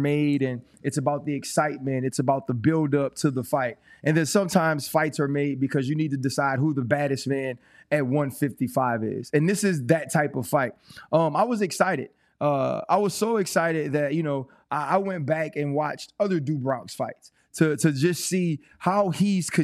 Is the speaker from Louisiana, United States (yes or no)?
yes; Louisiana, United States; we're from Louisiana